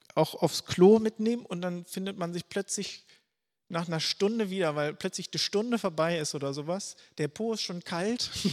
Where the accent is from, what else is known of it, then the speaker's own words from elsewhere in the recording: Schleswig-Holstein, Germany; ich komme hier aus Schleswig-Holstein